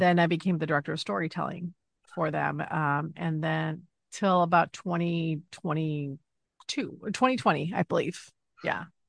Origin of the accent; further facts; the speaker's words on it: Los Angeles, California, United States; also born or lived in Chicago; I grew up in Los Angeles